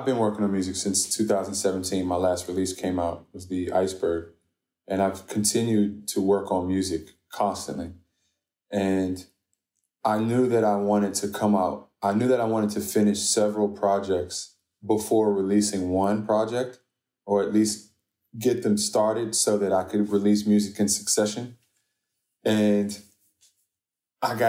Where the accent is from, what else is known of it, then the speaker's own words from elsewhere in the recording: Washington, District of Columbia, United States; I'm from D.C. I'm Sudanese American